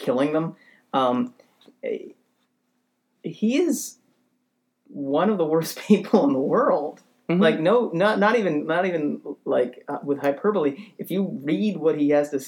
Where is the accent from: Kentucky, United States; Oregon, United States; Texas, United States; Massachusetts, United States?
Massachusetts, United States; Boston; I grew up in Boston